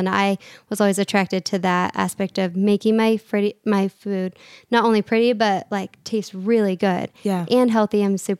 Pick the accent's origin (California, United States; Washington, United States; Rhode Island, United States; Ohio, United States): Washington, United States; Redmond; moved away; I'm originally Seattle area, awesome. Redmond. That's where I grew up.